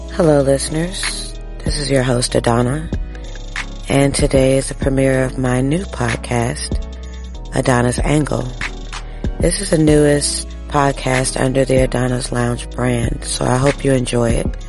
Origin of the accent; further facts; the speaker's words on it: United States; as an American